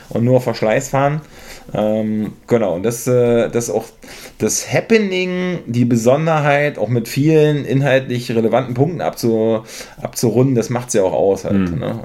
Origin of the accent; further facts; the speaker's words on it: Mecklenburg-Vorpommern, Germany; now in Berlin, Germany; Ich selber bin ja aus MacPom.